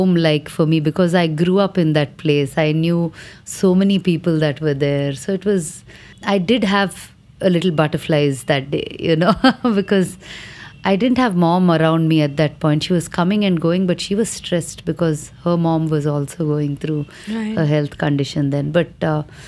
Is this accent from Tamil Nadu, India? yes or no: no; Vijayawada, Andhra Pradesh, India; the first performance was in my hometown